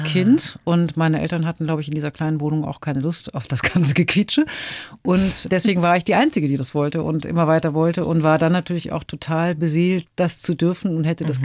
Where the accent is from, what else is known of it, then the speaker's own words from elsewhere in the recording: Hamburg, Germany; in meiner Heimatstadt Hamburg